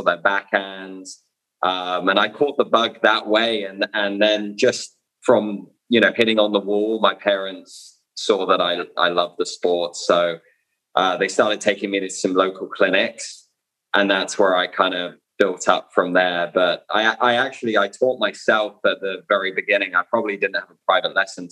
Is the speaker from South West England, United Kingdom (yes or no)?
yes; Bournemouth, South West England, United Kingdom; I'm from Bournemouth in the UK.